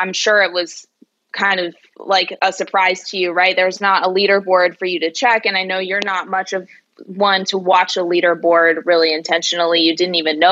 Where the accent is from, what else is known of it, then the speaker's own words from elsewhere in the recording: Arizona, United States; Arizona, which is my home state